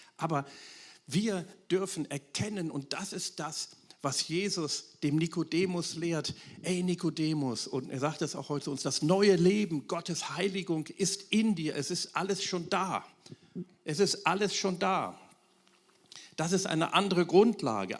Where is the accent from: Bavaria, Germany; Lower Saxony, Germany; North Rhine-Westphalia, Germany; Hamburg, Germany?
North Rhine-Westphalia, Germany; Wuppertal; in meiner Heimatstadt Wuppertal, aus der ich komme